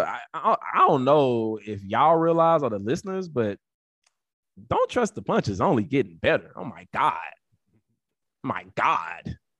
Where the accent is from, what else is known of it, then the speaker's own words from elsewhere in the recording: Atlanta, Georgia, United States; we are from Atlanta